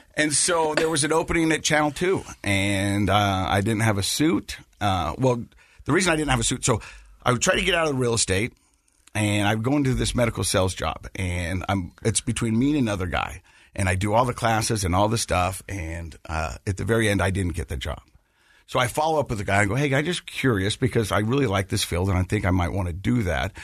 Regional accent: Ogden, Utah, United States; I was born and raised right here in Utah, Ogden, Utah

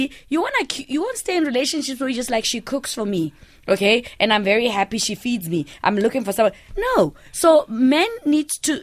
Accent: South Africa; I'm a South African child

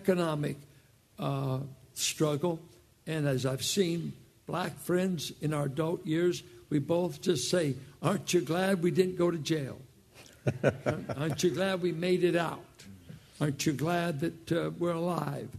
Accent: Richmond, California, United States; I grew up in South Richmond with blacks and whites that came here for the war effort

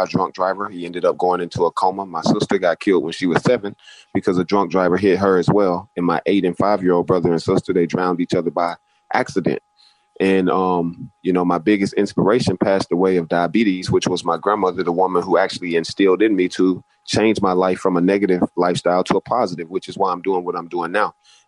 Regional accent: Alexander City, Alabama, United States; I grew up in Alexander City, Alabama

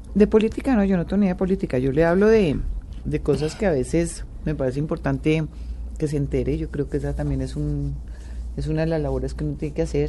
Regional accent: Colombia; como colombiana

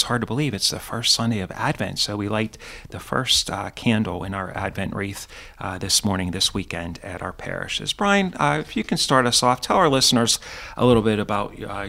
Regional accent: Pittsburgh, Pennsylvania, United States; not too far from where I grew up in the South Hills.

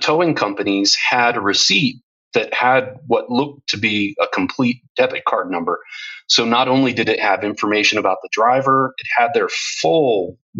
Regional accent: United States; moved away as an adult; now in Europe; I'm American, but I've lived in Europe for 12 years

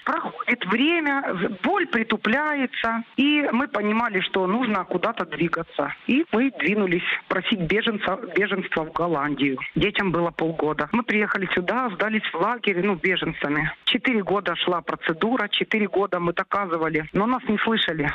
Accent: Luhansk, Luhansk Oblast, Ukraine; moved away as an adult; now in Netherlands; я из Луганска. Но в Луганске я была 8 лет назад.

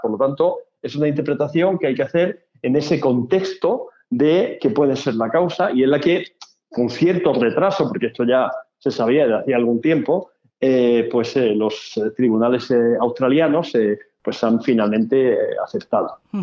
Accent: Spain

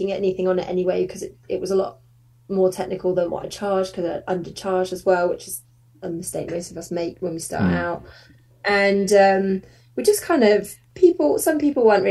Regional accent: Surrey, South East England, United Kingdom; now in Manchester, United Kingdom; I don't know if you could tell from my accent, but I'm from Surrey originally

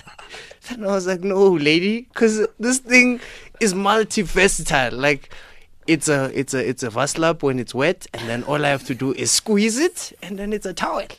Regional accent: Limpopo, South Africa; English is a second language; moved away; I came from Limpopo, learned English in 2006

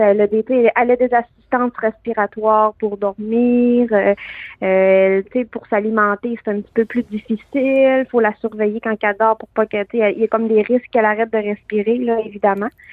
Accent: Canada; qu'on est Canadien avant tout aussi

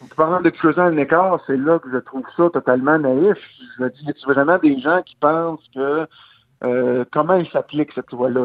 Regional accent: Gaspésie, Quebec, Canada; je viens, de la Gaspésie, je viens d'un peuple accueillant

